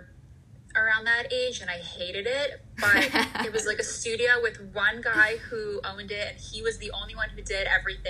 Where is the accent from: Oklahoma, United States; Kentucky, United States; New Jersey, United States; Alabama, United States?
New Jersey, United States; Bergen County; moved away; I grew up in Bergen County, New Jersey